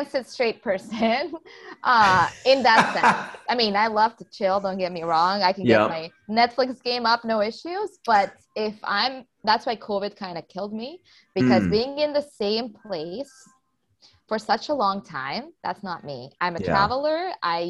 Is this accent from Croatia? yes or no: yes; Croatia; I was born in Croatia.